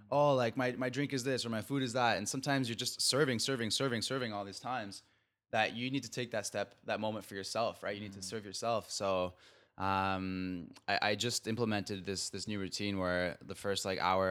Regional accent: Mexico; I'm from Mexico

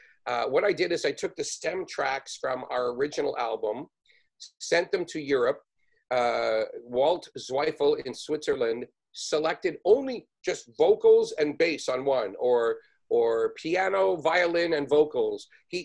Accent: Canada; also born or lived in New York; as a Canadian.

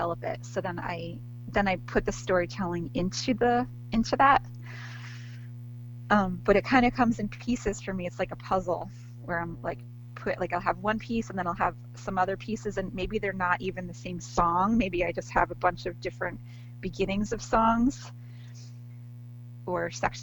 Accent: near New Paltz, New York, United States; I went to SUNY New Paltz, which is near my hometown.

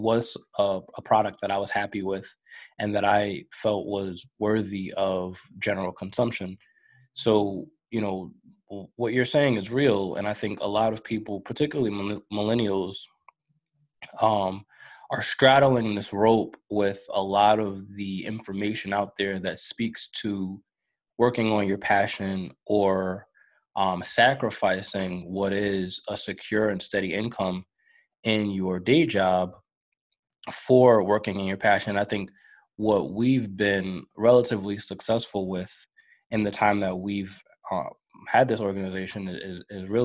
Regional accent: New York, United States; I grew up in New York

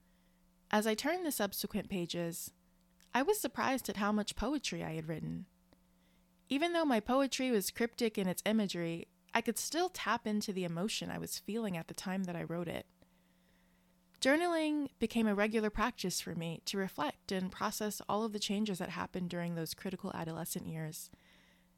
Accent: Maryland, United States; moved away; Unlike most of my extended family, I was raised in Maryland

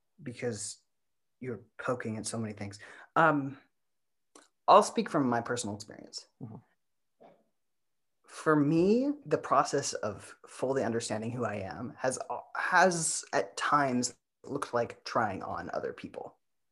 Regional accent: Midwest, United States; I'm …. I am originally from the Midwest. I've lived in 7 different states.

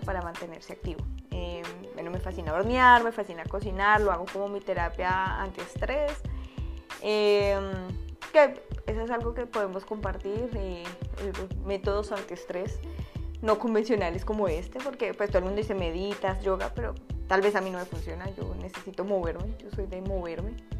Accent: Bogotá, Colombia; moved away as an adult; now in United States; soy de Colombia, soy bogotana

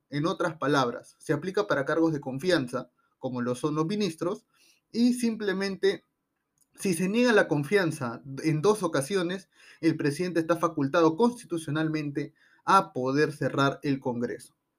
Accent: Peru; los perjudicados somos los propios peruanos

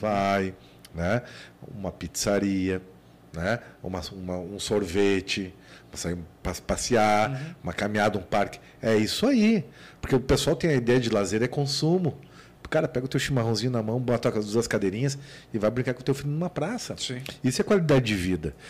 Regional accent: Rio Grande do Sul, Brazil; eu sou gaúcho

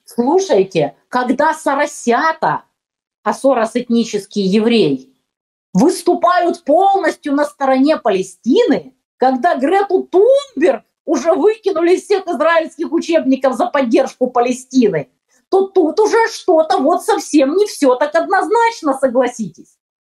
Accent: Ukraine; also born or lived in Donbas; я украинка

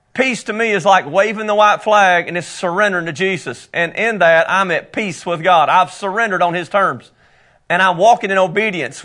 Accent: United States; accent: country; my country accent

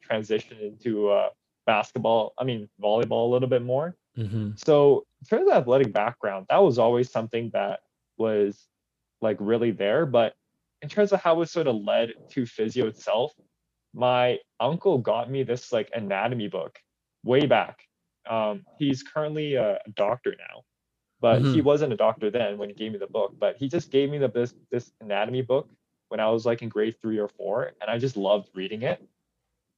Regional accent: Richmond, British Columbia, Canada; now in Burnaby, Canada; born and raised in Richmond

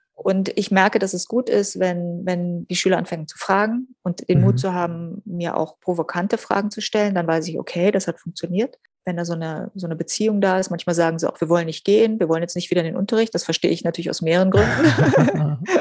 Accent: Berlin, Germany; Berlin ist meine Heimat

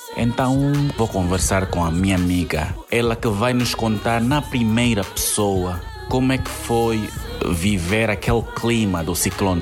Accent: Angola; also born or lived in Maputo, Mozambique; Não tenho dupla nacionalidade, nem sou moçambicano, sou angolano

